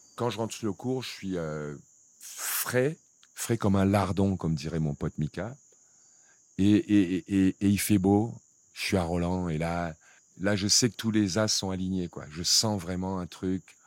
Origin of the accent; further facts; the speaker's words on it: Cameroon; moved away; je viens d'un petit village euh, du Cameroun